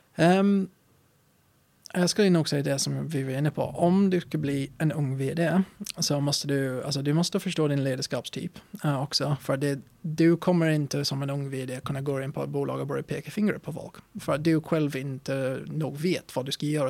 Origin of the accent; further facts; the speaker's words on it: England, United Kingdom; Swedish is a second language; moved away as an adult; also born or lived in Östersund, Sweden; now in Sweden; när jag var uppväxt i England